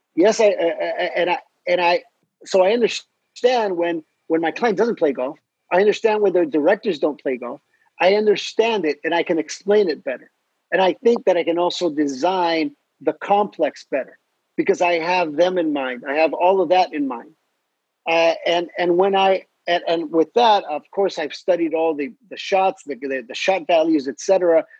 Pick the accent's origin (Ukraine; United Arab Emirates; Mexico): Mexico; also born or lived in Edinburgh, Scotland; I'm from Mexico